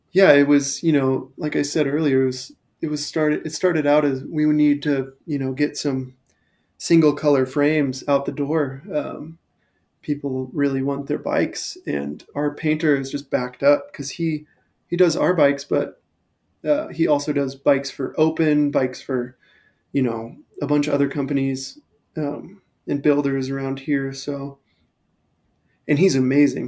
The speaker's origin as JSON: {"language": "English", "town": "Thousand Oaks", "region": "California", "country": "United States", "tie": "born or raised there", "also_born_or_lived": "Portland, Oregon / Ventura, California", "moved": "as an adult", "lives_now": "Denver, United States", "said": "I grew up in Thousand Oaks, which is like a mecca for mountain biking"}